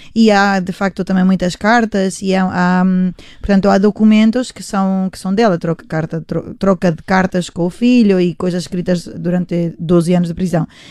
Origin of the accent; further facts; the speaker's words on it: Spain; Portuguese is a second language; now in Portugal; somos todos da mesma geração, é. sim, e parece que vivemos em Espanhas diferentes, que crescemos em Espanhas diferentes